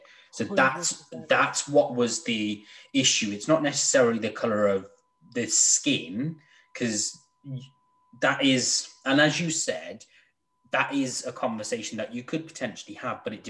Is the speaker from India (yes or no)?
no; United Kingdom